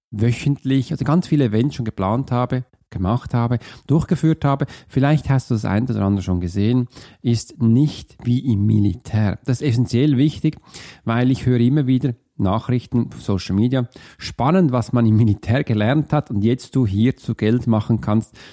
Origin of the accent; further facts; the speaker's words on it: Zurich, Switzerland; Bei mir in der Nähe, wo ich aufgewachsen bin, gab es einen See. Das war der Türlersee.